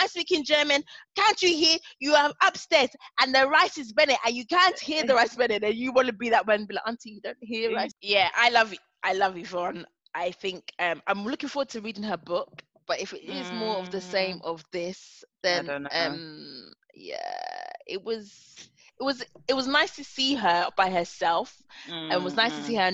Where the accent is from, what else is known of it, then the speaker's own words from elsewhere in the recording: England, United Kingdom; We're English